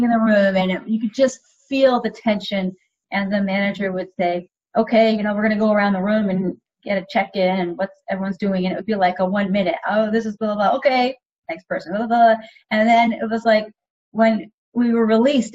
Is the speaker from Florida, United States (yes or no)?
no; Cambridge, Massachusetts, United States; I grew up in Cambridge, Massachusetts, and I went to high school at Cambridge Orange and Latin School